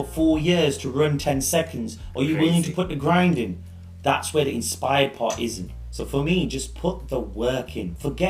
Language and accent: English; Leicester, East Midlands, United Kingdom; also born or lived in Leeds; I was born in Leicester.